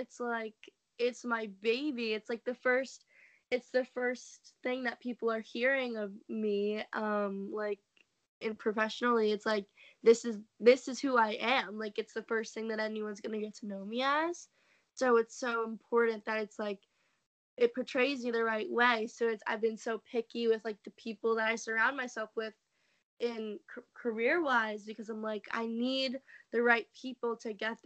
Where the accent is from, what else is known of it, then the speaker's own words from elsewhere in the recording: New York, United States; I am from New York